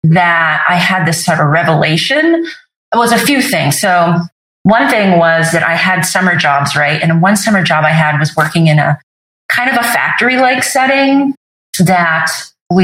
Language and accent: English; Vermont, then New Hampshire, United States; also born or lived in Sicily, Italy; I was born in Sicily. And then when I was about 18 months, they decided to move back. He was honorably discharged from the Navy and my parents moved to Vermont. And they first moved to Vermont and then eventually to New Hampshire.